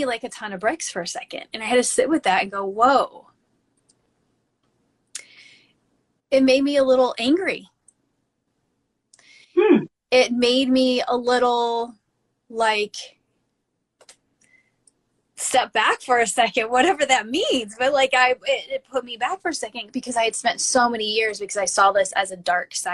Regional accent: Midwest, United States; growing up in the Midwest

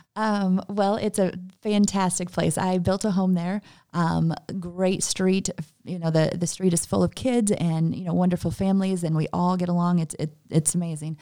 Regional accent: Gillespie, Illinois, United States; also born or lived in Kankakee, Illinois; I am actually from Gillespie

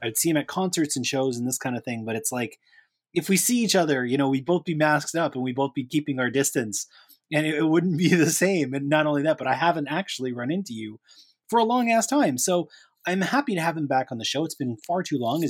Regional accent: Toronto, Ontario, Canada; here in my hometown of Toronto

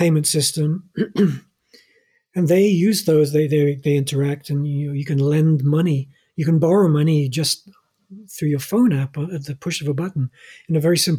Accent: Norway; In my home country, Scandinavia and Norway

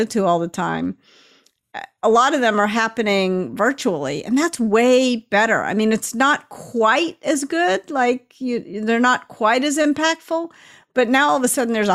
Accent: Memphis, Tennessee, United States; now in California, United States; I grew up in Memphis and I live in California

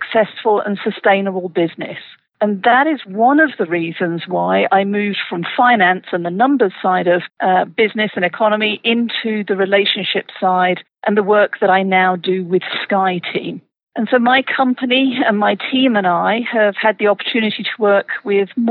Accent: United Kingdom; moved away as an adult; now in Colorado, United States; I'm originally from the UK

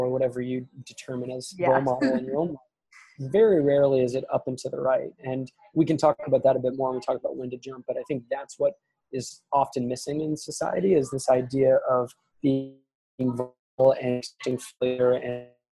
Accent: East Coast, United States; I was born in the East Coast

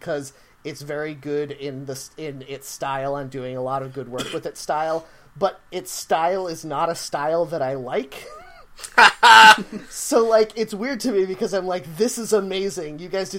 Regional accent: New York, United States; Well, I think this is cool, and I'm a New Yorker, so my opinion must be valid.

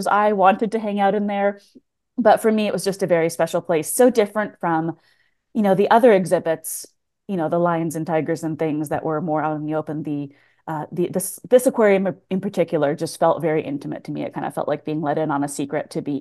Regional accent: Tacoma, Washington, United States; I grew up in Tacoma, Washington

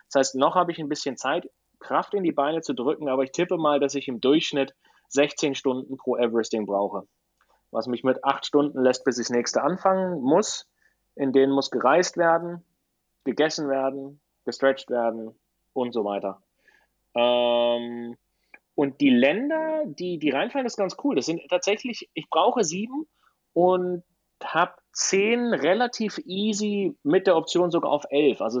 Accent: Black Forest, Baden-Württemberg, Germany; now in Girona, Spain; Teil wird auf meiner Heimatstrecke ähm, stattfinden. Im, im, Im, Schwarzwald.

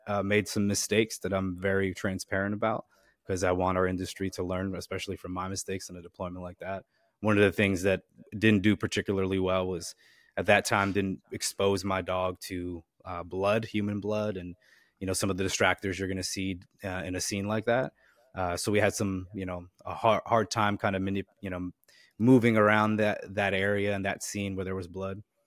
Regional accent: Wharton, New Jersey, United States; I'm originally from New Jersey, uh, a small little town called Wharton, New Jersey

